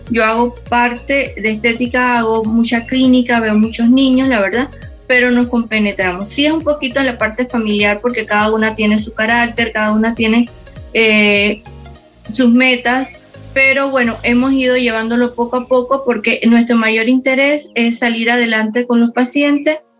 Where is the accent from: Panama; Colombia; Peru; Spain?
Panama; also born or lived in Sao Paulo, Brazil; panameña, 47 años, casada con un hijo adolescente